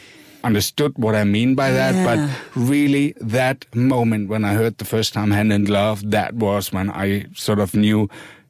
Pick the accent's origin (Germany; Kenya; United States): Germany; Berlin; English is a second language; also born or lived in Eisenhüttenstadt; we moved to East Berlin. So that's where I basically grew up.